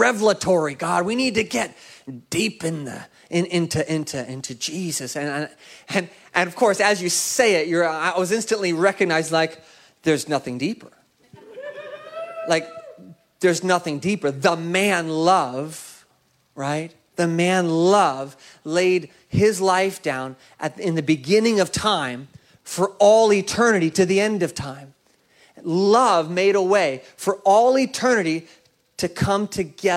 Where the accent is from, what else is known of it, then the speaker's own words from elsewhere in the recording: Seattle, Washington, United States; my hometown of Seattle